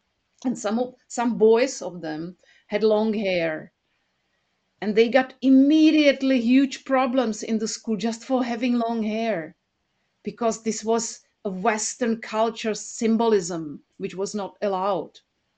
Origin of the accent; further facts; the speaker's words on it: Prague, Czechia; I was born 1 year before the Soviets, before the invasion, before the Soviets came to our country on tanks and started slaughtering the people in Prague.